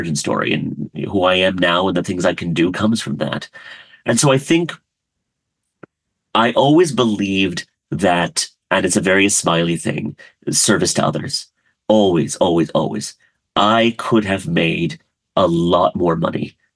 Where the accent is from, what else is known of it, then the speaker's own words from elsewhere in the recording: rural Maryland, United States; also born or lived in Karachi, Pakistan; now in Los Angeles, United States; most of my childhood was in a very, very rural town in rural Maryland